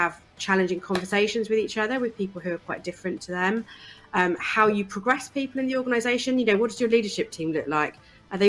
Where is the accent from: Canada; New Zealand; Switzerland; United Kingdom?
United Kingdom; East Anglia, East of England; I grew up in East Anglia, in a really small town on the coast in East Anglia